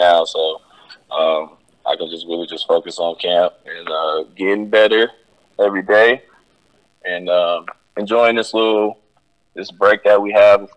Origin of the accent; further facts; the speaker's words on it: North Carolina, United States; moved away as an adult; also born or lived in Virginia; now in Connecticut, United States; I'm from the South and in North Carolina